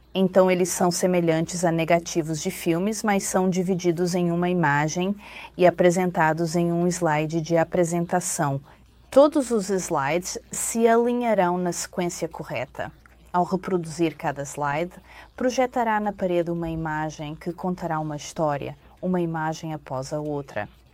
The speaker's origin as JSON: {"language": "Portuguese", "country": "Taiwan", "tie": "born or raised there", "also_born_or_lived": "Texas, United States", "moved": "as an adult", "lives_now": "United States", "said": "Eu nasci e fui criado em Taiwan e vim para a América quando tinha 22 anos para estudar"}